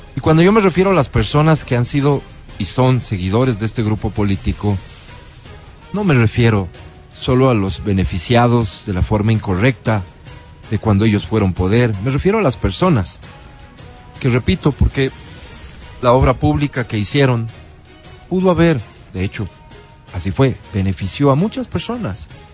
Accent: Ecuador; Como ecuatoriano

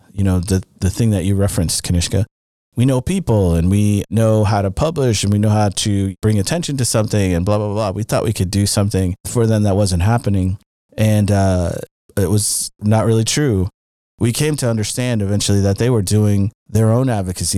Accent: Missouri, United States; I'm from, uh, mid-Missouri, from a, also a black town.

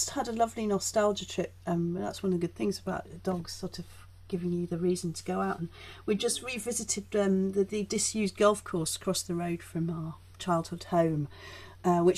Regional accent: Leeds, Yorkshire and the Humber, United Kingdom; also born or lived in Chelmsford, United Kingdom; Well, I grew up in Yorkshire. We moved to Yorkshire when I was five.

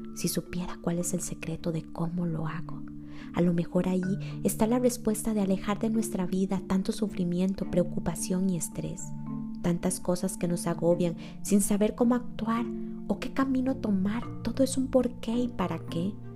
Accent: Costa Rica; Yo soy de Costa Rica, catalogado como uno de los países más felices del mundo

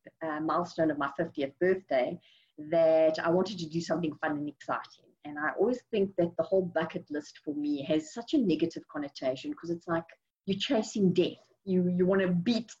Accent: South Africa; moved away as an adult; now in Houston, United States; I'm originally from South Africa

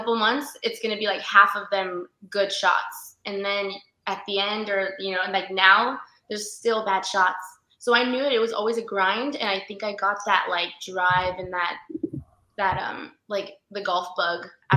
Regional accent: San Antonio, Texas, United States; I grew up here in San Antonio, so I'm not really far from home

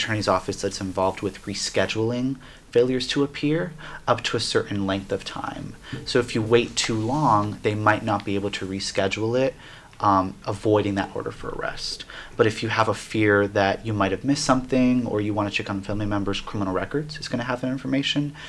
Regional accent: Miami, Florida, United States; now in Asheville, United States; I'm coming from Miami, Florida. I'm Cuban American

